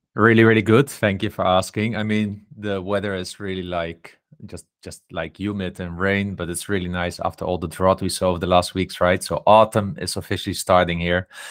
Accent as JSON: {"language": "English", "country": "Netherlands", "said": "I come from the Netherlands"}